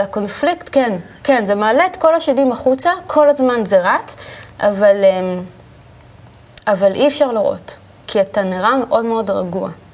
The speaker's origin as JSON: {"language": "Hebrew", "town": "Ra'anana", "region": "Central District", "country": "Israel", "tie": "born or raised there", "also_born_or_lived": "Tel Aviv", "said": "גדלנו ברעננה"}